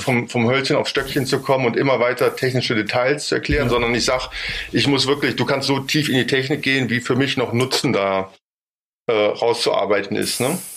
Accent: Bonn, North Rhine-Westphalia, Germany; ich bin in Bonn geboren, groß geworden und habe da auch studiert

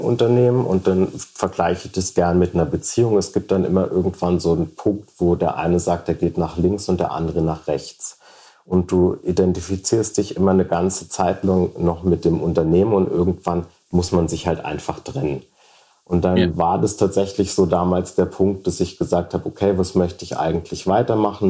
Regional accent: Idar-Oberstein, Rhineland-Palatinate, Germany; moved away as an adult; also born or lived in Munich; in Ida Oberstein, wo ich geboren bin und aufgewachsen bin

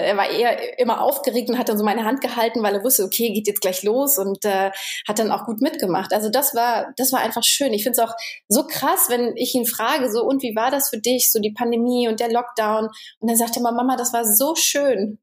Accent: Germany; moved away as an adult; also born or lived in Romania; als Deutscher

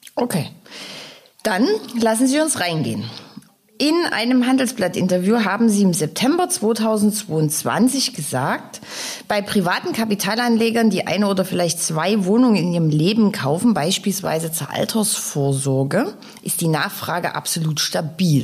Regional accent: Dresden, Saxony, Germany; meine Heimatstadt

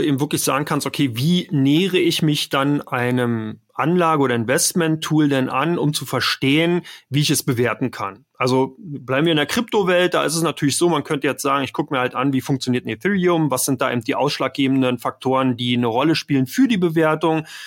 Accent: Berlin, Germany; Ich bin aus Ber komme aus Berlin, bin in Berlin geboren

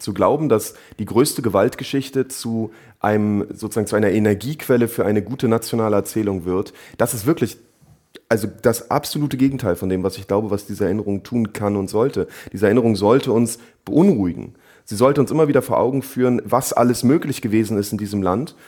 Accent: Germany; ich als migrantisierter Deutscher

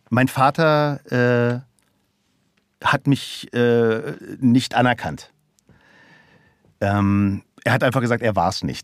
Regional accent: Aschaffenburg, Bavaria, Germany; born there; Also ich bin nicht in West-Berlin geboren, ich bin in Aschaffenburg geboren.

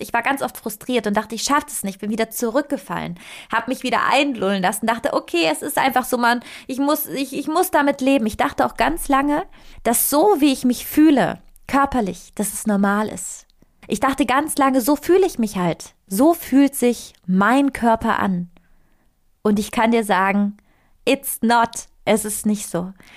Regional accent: Italy; moved away; Ich, ich komme aus Italien

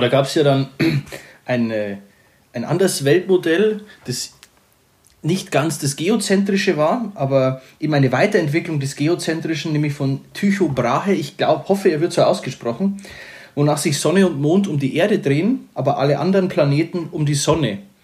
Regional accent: Upper Palatinate, Bavaria, Germany; Ich bin ja eigentlich Oberpfälzer, das kann man hier mal kurz sagen, man hört es ja bestimmt auch raus.

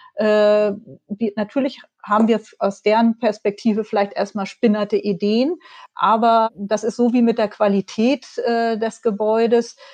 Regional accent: Hamburg, Germany; moved away as an adult; now in Dipperz, Germany; ich bin ja in Hamburg groß geworden

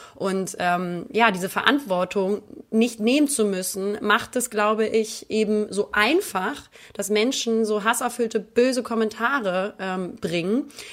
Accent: Northern Germany, Germany; now in Cologne, Germany; als, als äh, Norddeutsche

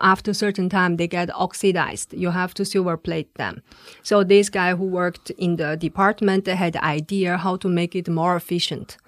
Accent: China; moved away as an adult; now in Switzerland; I come from China.

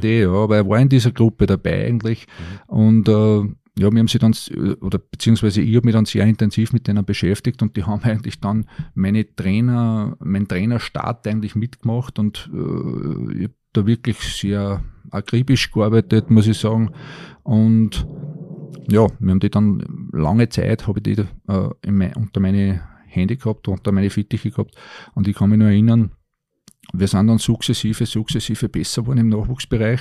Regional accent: Linz, Upper Austria, Austria; ich war damals einer von den wenigen gebürtigen Linzern

